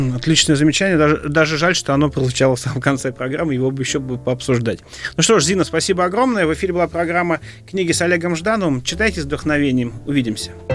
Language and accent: Russian; Moscow, Russia; я москвич